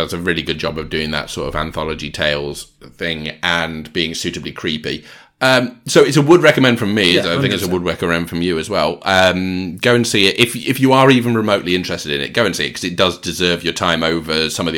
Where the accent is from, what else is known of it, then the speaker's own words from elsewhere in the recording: Georgia, United States; Well, I'm from Georgia, and as we say down there, join us next time for another Georgia Peach of an episode.